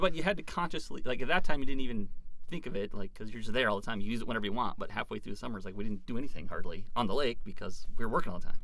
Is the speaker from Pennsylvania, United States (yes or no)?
no; Moorhead, Minnesota, United States; also born or lived in Fargo, North Dakota / Glendon, Minnesota; now in Big Current Lake, United States; I originally grew up in Moorhead, so I hadn't very strayed too far mm-hmm. from the area for the most part